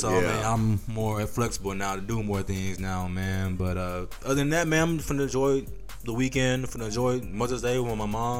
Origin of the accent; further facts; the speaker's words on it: Atlanta, Georgia, United States; ATL, that's my hometown right there.